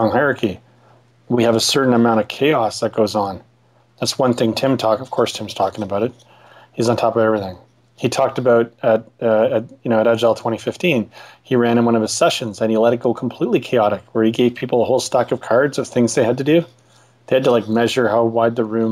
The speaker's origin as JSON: {"language": "English", "town": "Ottawa", "region": "Ontario", "country": "Canada", "said": "I'm from Ottawa in Canada"}